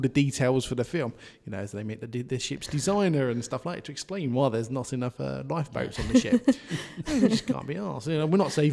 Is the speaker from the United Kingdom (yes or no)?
yes; United Kingdom; I'm British